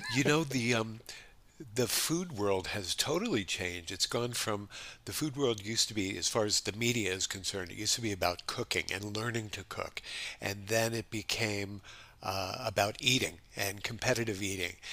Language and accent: English; Los Angeles, California, United States; moved away as an adult; also born or lived in New York; now in Honolulu, United States; my family moved to Los Angeles when I was just ten years old